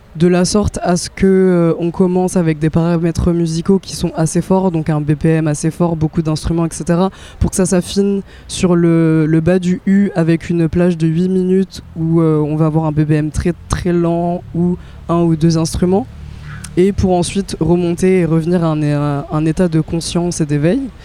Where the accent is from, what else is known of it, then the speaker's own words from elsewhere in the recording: France; je suis née en France